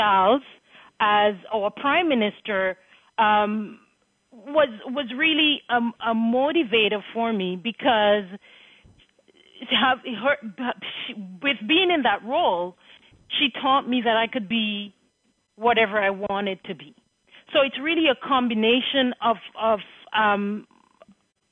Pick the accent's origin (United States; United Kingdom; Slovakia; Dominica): Dominica; Marigot; moved away; I was born in Margot and went to the St. Andrews High School